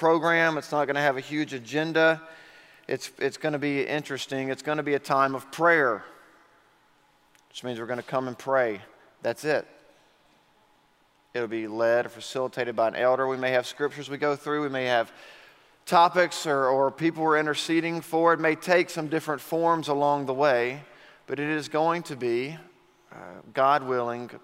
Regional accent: Auburn, Alabama, United States; growing up in Auburn, Alabama

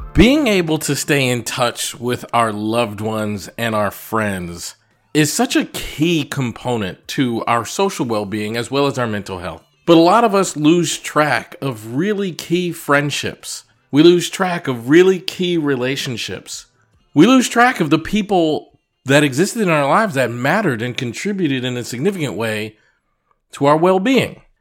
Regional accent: Massachusetts, United States; moved away; I grew up in Massachusetts

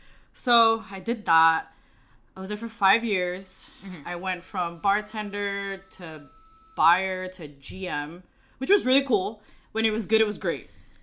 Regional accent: New York City, New York, United States; And I'm born and raised in the Bronx. And I grew up in the projects

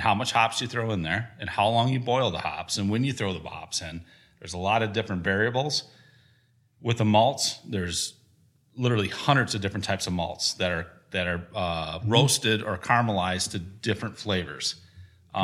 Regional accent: Gratiot, Wisconsin, United States; I grew up outside of Gratiot, Wisconsin, between Gratiot and South Wayne, right on Highway 11

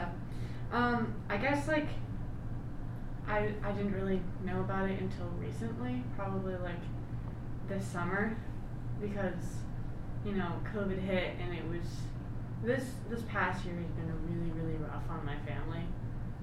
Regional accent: Michigan, United States; also born or lived in Maine; I was born in Maine and then moved to Michigan when I was one. So I usually just say I'm from Michigan

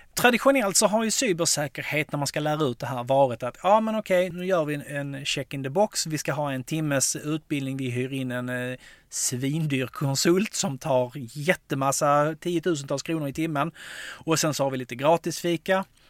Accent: Skåne, Sweden; Jag som är skåning och älskar MFF

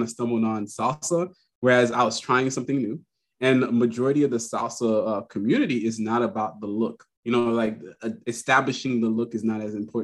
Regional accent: Miami, Florida, United States; I'm from Miami originally

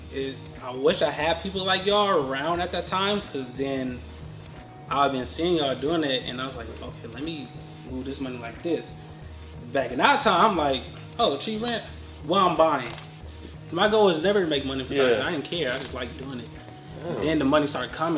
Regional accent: Oakland, California, United States; I'm from Oakland, California.

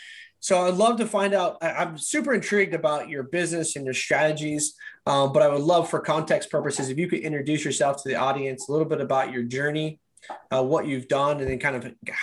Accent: California, United States; Yeah, I grew up in Northern California.

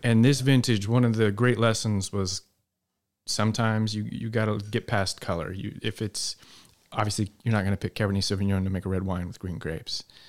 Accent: Salt Lake City, Utah, United States; moved away; also born or lived in Eastern Washington; I grew up in Salt Lake City with no connections to the business

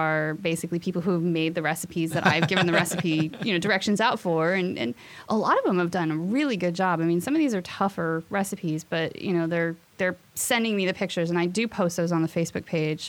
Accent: Boise, Idaho, United States; moved away; I am from Boise, Idaho

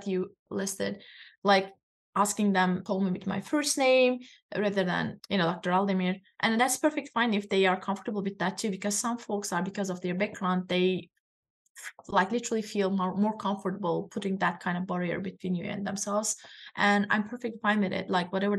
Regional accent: Turkey; now in United States; And I'm just explaining that Turkish culture, I'm from Turkey, by the way.

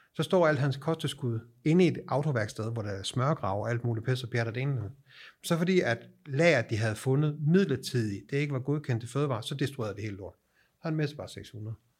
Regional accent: Denmark; moved away as an adult; now in Sweden; Jeg er dansker

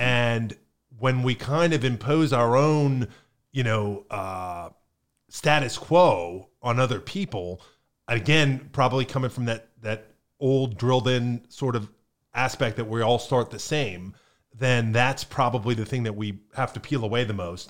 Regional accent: Pennsylvania, United States; now in Florida, United States; growing up in Pennsylvania in the 80s and 90s

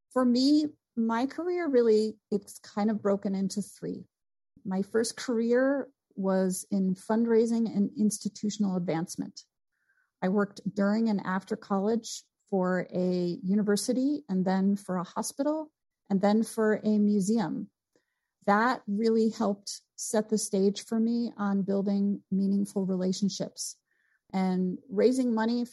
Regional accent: Vermont, United States; moved away as an adult; also born or lived in St. Louis, Missouri; I came from Vermont

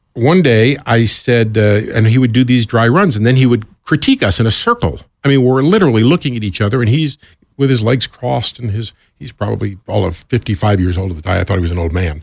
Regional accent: New York, United States; moved away as an adult; also born or lived in Southeast Georgia; I moved down south from New York and here I am with this kind of New York attitude, which I've always had, by the way

